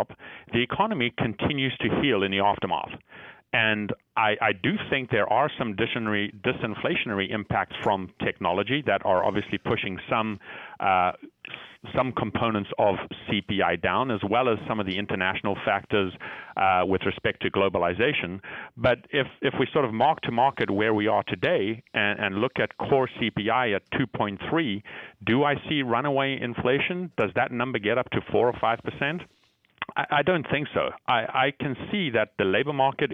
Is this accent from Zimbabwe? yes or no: yes; Zimbabwe; moved away; I was born and brought up in Zimbabwe